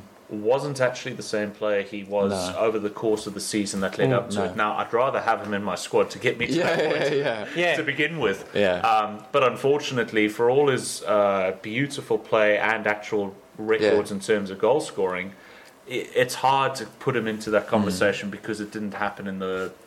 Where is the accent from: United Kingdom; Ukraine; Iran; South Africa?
South Africa; as a South African, Jack Callis comes to mind